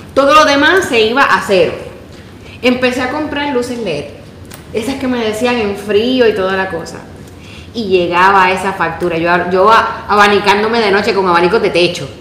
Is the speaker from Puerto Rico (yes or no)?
yes; Puerto Rico; moved away; yo vengo de Puerto Rico